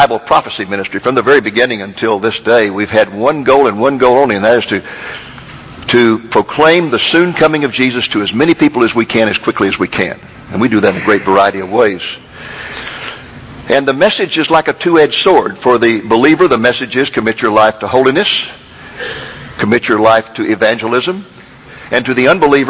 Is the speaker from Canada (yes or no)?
no; Waco, Texas, United States; moved away as an adult; also born or lived in Austin, Texas / Boston, Massachusetts; I grew up in Waco, Texas